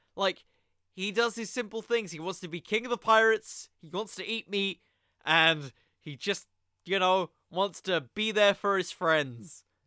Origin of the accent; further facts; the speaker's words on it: United Kingdom; I'm British